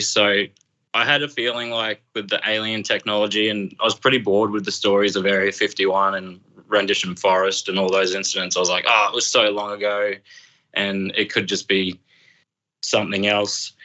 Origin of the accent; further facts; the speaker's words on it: Brisbane, Emerald, Queensland, Australia; now in Emerald, Australia; when I was 12. We just moved to Emerald. Uh, my stepdad got a job in the mines. So we relocated from Brisbane up to here